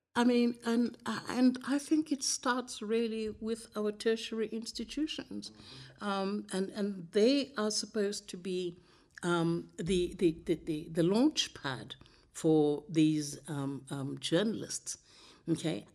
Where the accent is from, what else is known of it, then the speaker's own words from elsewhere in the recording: Zambia; now in Namibia; as a child growing up in Zambia